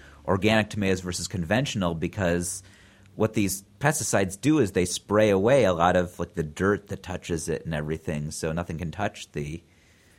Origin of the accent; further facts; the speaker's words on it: Cleveland, Ohio, United States; now in California, United States; I'm from Cleveland.